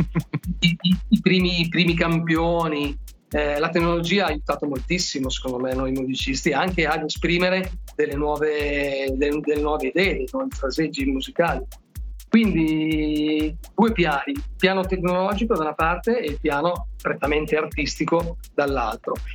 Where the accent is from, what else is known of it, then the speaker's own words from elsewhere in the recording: Milan, Lombardy, Italy; da milanese